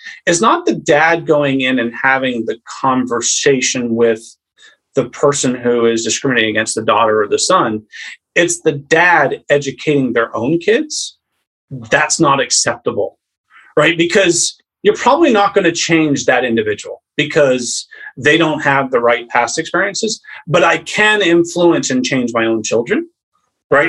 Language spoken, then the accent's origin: English; Maine, United States; I'm from a family that was born and raised in Maine